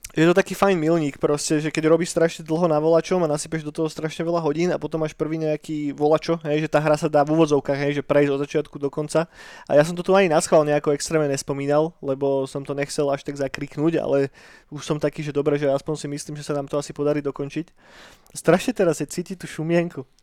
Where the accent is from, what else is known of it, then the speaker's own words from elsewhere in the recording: Trnava, Trnava Region, Slovakia; u nás v Trnave postavili prvý skatepark na Slovensku